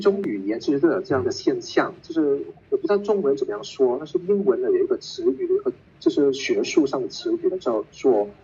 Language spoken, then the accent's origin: Chinese; Hong Kong; first language Cantonese; Chinese is a second language; moved away as an adult; now in Gibraltar; 我在香港长大